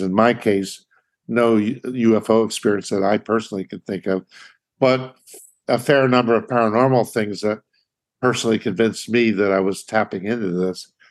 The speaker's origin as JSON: {"language": "English", "town": "Philadelphia", "region": "Pennsylvania", "country": "United States", "tie": "born or raised there", "moved": "yes", "said": "My having grown up in Philly, Philly being my hometown"}